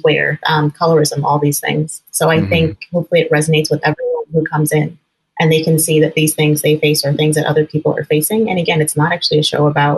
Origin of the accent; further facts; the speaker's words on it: Northern California, United States; now in Chicago, United States; I grew up in Northern California, actually in a very progressive part of the country